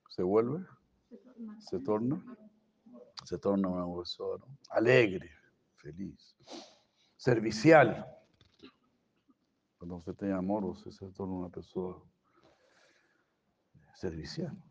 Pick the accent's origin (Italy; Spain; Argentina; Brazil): Brazil; Spanish is a second language; Cuando se piensa yo soy brasileiro, ah, yo eu porque nací en Brasil.